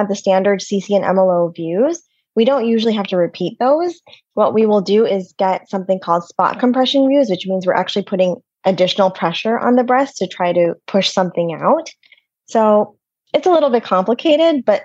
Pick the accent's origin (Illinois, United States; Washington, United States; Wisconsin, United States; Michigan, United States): Michigan, United States; moved away as an adult; also born or lived in Boston; now in New York City, United States; I grew up in Michigan in the middle of nowhere